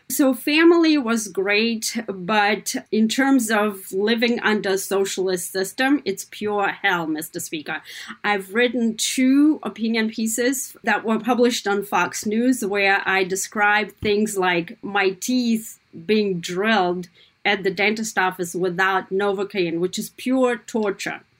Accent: Kazakhstan; now in United States; What was it like growing up in Kazakhstan? I'll tell you this, it was very different than what I'm watching right now my American children growing up

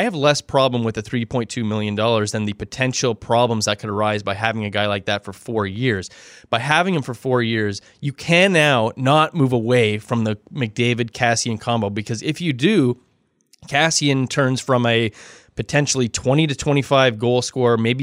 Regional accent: Canada; I'm a Canadian

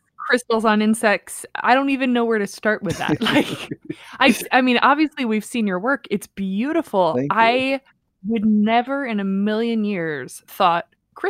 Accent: Midwest, United States; I am not from Oklahoma. I did grow up in the Midwest

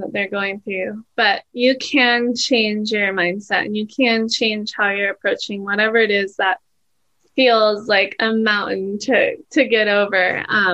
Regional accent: Hawaii, United States; born and raised in Hawaii, so it's a pretty special place.

